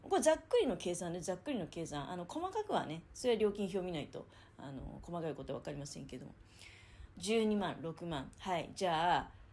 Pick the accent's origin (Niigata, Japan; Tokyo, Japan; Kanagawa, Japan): Niigata, Japan; near Nagaoka; moved away; 長岡からねだから自分の実家の近く